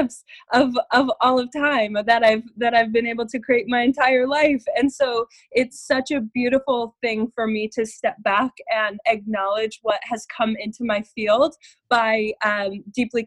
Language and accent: English; Colorado, United States; moved away as an adult; also born or lived in Denver, Colorado; now in Santa Barbara, United States; born and raised in Colorado, and I recently moved out to Santa Barbara